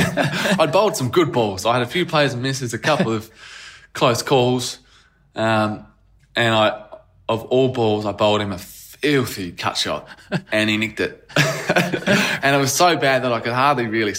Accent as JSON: {"language": "English", "town": "Perth", "region": "Western Australia", "country": "Australia", "tie": "born or raised there", "said": "I grew up on the Wacker"}